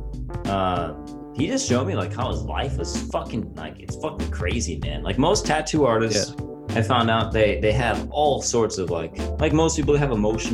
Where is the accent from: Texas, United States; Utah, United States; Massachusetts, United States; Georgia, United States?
Texas, United States; El Paso; moved away; originally I'm from El Paso, Texas.